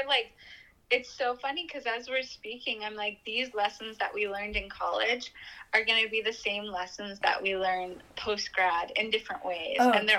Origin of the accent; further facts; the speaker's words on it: Chico, California, United States; I'm from Chico, would walk on campus when I was a kid